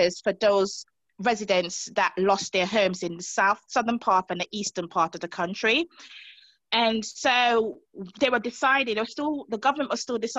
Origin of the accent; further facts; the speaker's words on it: Montserrat; moved away; coming from growing up in the Caribbean, especially Montserrat